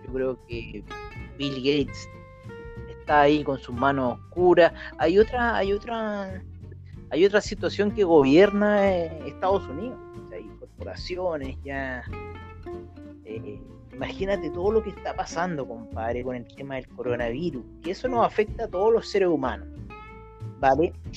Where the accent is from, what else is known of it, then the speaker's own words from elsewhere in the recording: Chile; nosotros somos chilenos